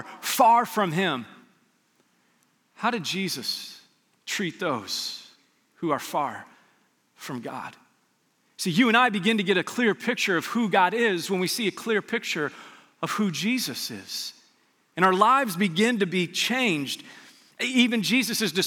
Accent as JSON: {"language": "English", "town": "Las Vegas", "region": "Nevada", "country": "United States", "tie": "born or raised there", "said": "I grew up in Las Vegas"}